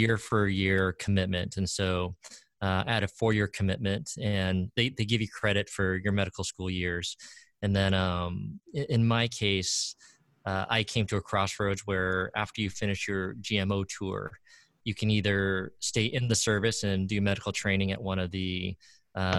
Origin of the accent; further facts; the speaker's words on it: Orange County, California, United States; also born or lived in Oakland, California; I grew up in Orange County, California. I was actually born in the Bay Area